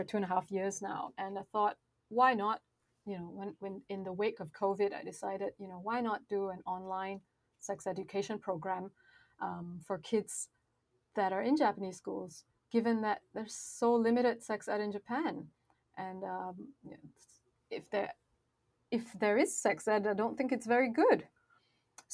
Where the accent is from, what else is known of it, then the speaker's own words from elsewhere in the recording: Malaysia; I come from Malaysia